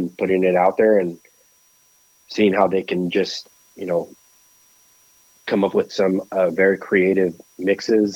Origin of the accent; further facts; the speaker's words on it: Nicaragua; moved away; I was born in Nicaragua